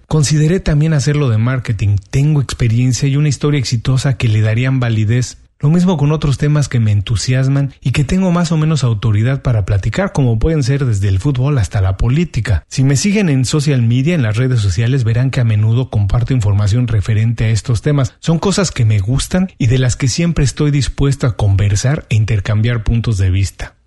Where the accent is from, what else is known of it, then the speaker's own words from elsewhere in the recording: Mexico; moved away as an adult; now in Miami, United States; soy mexicano y tengo 12 años viviendo en Miami. En México trabajaba